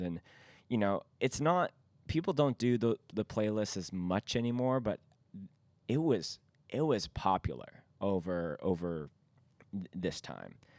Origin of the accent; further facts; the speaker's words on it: Vancouver, British Columbia, Canada; we are from Vancouver